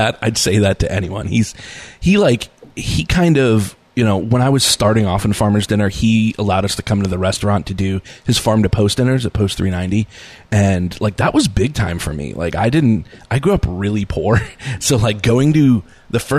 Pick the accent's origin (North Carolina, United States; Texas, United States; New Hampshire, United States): New Hampshire, United States; Nashua; I grew up in the Boys and Girls Club in Nashua